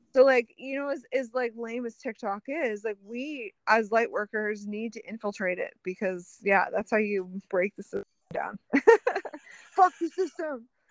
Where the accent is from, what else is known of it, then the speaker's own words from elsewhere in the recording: Canada; as a Canadian